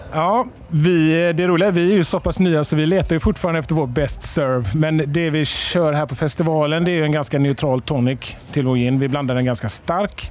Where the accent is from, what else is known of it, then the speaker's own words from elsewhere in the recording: Halland County, Sweden; now in Malmö, Sweden; Jag och Per vi kommer från norra Halland. Vi bor nere i Skåne båda två.